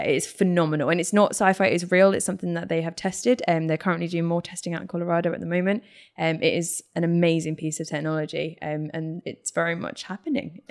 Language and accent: English; United Kingdom; being British